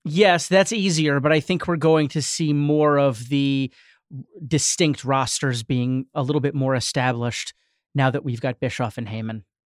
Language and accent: English; New York, United States; I grew up in New York